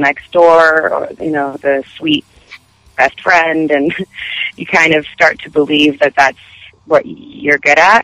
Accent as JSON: {"language": "English", "town": "Montreal", "region": "Quebec", "country": "Canada", "also_born_or_lived": "Los Angeles, United States", "said": "And I'm from Montreal, so French is my second language"}